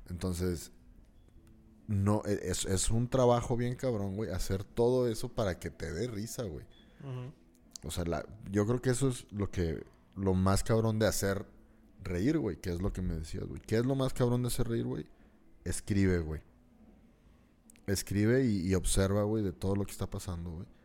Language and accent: Spanish; northern Mexico, Mexico; porque al final de cuentas somos mexicanos, güey. Pero viviendo en el norte, tienes un acceso a la cultura gringa mucho más pronto que los del sur, güey.